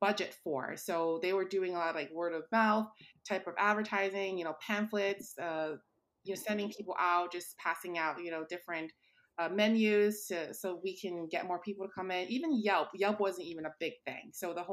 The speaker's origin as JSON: {"language": "English", "town": "New York City", "region": "New York", "country": "United States", "tie": "born or raised there", "said": "I was born and raised in Brooklyn."}